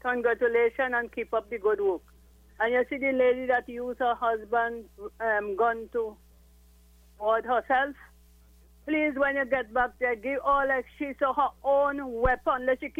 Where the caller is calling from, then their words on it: Trinidad & Tobago; I am calling from Sawami